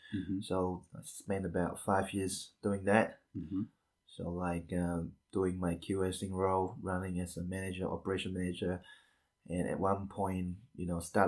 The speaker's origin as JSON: {"language": "English", "country": "Malaysia", "also_born_or_lived": "Wellington, New Zealand", "moved": "as an adult", "lives_now": "New Zealand", "said": "I'm originally from Malaysia"}